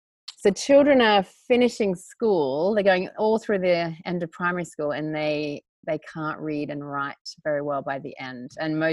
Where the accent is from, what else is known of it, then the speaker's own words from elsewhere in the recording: Australia; moved away as an adult; also born or lived in London, United Kingdom; now in Uganda; I was living in London. So I am Australian, but I lived in London, like all Aussies like to do on your working holiday.